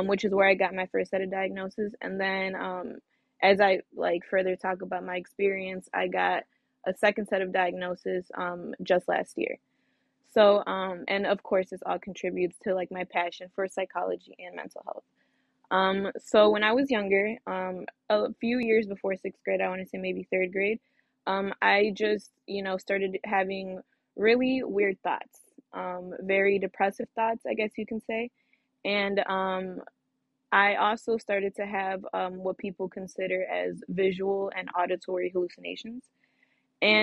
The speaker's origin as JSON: {"language": "English", "town": "Griffith", "region": "Indiana", "country": "United States", "tie": "born or raised there", "also_born_or_lived": "East Chicago, Indiana / West Lafayette, Indiana", "said": "I'm originally from Northwest Indiana. I'm from East Chicago, to be specific. I moved to Griffith at a young age, and I went to Griffith High School"}